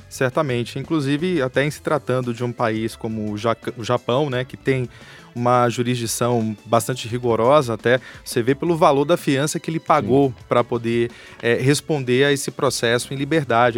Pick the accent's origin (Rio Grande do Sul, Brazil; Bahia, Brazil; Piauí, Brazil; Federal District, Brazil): Bahia, Brazil; moved away as an adult; also born or lived in Rio de Janeiro; now in São Paulo, Brazil; sou da Bahia, moro aqui em São Paulo há 12 anos